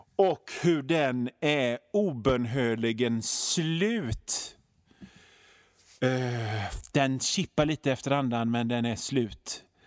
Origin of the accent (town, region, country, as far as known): Sweden